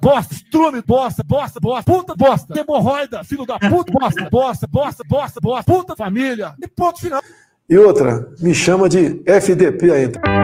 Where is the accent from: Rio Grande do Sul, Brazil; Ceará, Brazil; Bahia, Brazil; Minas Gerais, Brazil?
Bahia, Brazil; moved away as an adult; now in São Paulo, Brazil; eu que sou, baiano e vim, vim para cá há um ano e pouco